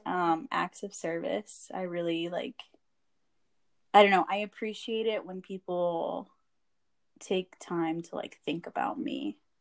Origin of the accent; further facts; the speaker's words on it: San Antonio, Texas, United States; I was born and raised in San Antonio.